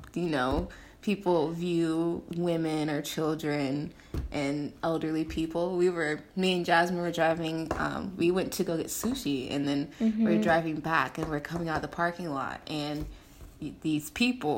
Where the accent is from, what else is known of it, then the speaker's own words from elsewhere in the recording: Sacramento area, California, United States; I'm African-American, and I was born in Sacramento. And moved to, I'm not going to say where exactly, but moved to a farmland not too far away from Sacramento